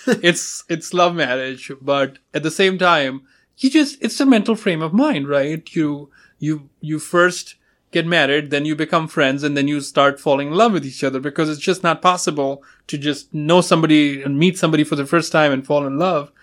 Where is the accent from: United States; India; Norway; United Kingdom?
India; moved away as an adult; my first name gives it away that I'm, uh, I'm from India